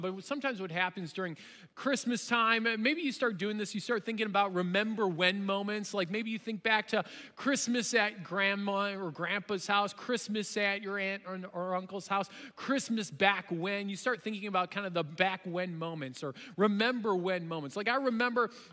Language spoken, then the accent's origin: English; Chicago, Illinois, United States; growing up in the Chicagoland area and in my suburbs where we were